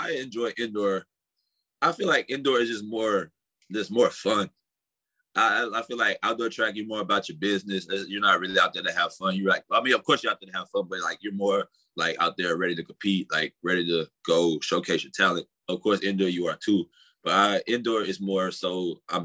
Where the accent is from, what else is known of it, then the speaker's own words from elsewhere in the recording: San Antonio, Texas, United States; moved away as an adult; also born or lived in Kansas; now in Texas, United States; I came from Texas. So San Antonio